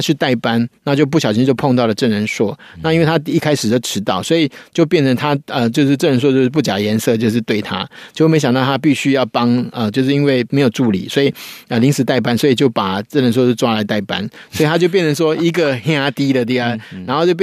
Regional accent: Taiwan; 其实我们台湾人都是这样子啊

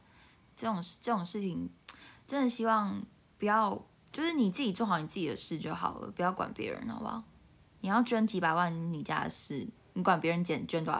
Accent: Taiwan; 因为我台湾人都很很爱骂大陆人

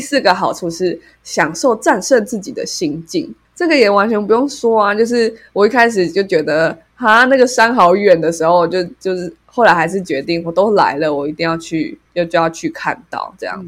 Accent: Taiwan; 我们是台湾人

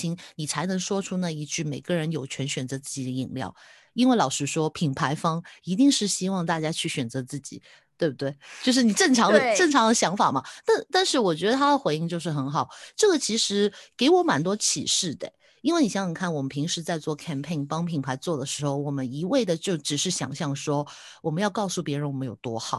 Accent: Taiwan; 因为我就是台湾的台湾的社社群小编，我可能不知道

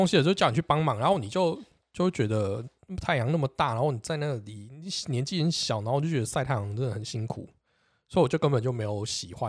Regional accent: Xindian, New Taipei, Taiwan; 我们家小时候住在新店，对，那时候新店还算是比较不热闹的那一个区块。新店有分比较热闹的那一个区块，跟比较不热闹的那一个，我们比较偏偏山边。

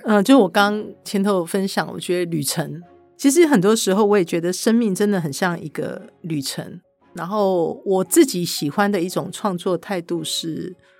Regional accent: Kaohsiung, Taiwan; 我是高雄的小孩

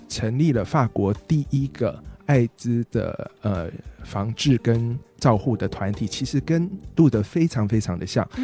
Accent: Taiwan; moved away as an adult; also born or lived in Taipei / Tainan / France; 我小时候在台北跟在台南各生长了，呃，嗯，就干待了，各待了蛮长的一段时间

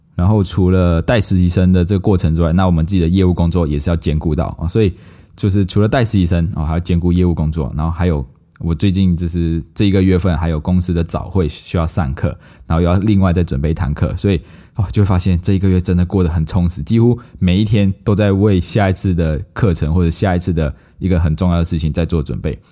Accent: Malaysia; now in Taiwan; 我们马来西亚人

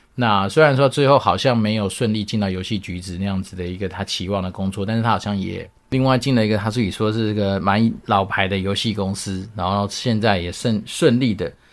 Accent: Taiwan; 那据说台湾运彩它收了我们台湾人的钱之后

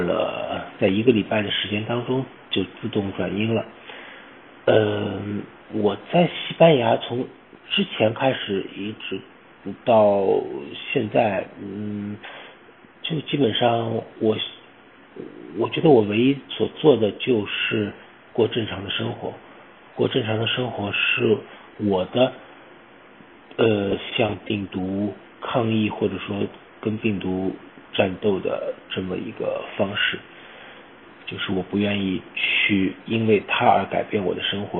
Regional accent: Shanghai, China; now in Spain; 我是上海人

